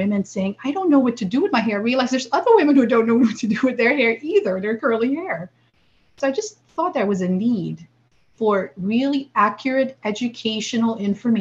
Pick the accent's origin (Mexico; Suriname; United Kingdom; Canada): Suriname; now in United States; I grew up in South America in this little country called Suriname, right above the equator.